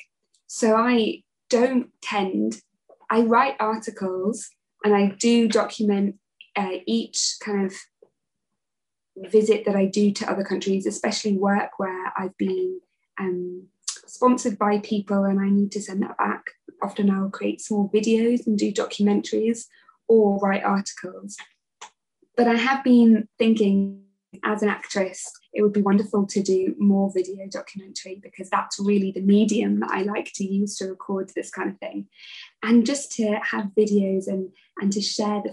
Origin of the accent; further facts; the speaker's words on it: Kendal, North West England, United Kingdom; I come from Kendal